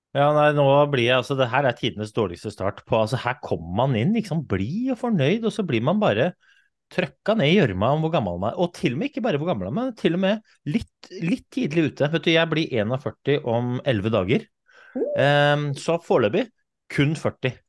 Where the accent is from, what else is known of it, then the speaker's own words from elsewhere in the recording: Oslo, Norway; jeg kommer fra Oslo, kom fra Groruddalen. Vokste opp en liten sånn blokkverden i, i Oslo